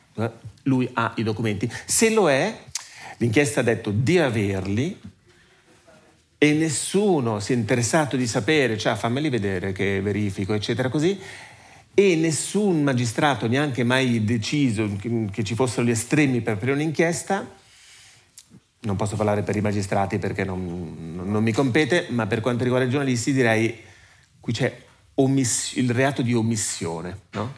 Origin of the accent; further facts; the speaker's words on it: Ticino, Switzerland; sono nato e cresciuto in Ticino, mi sento molto legato al Ticino